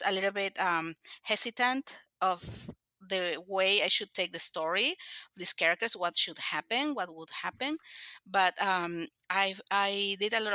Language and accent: English; Lima, Peru; now in Oklahoma, United States; I live in Oklahoma. I am originally from Peru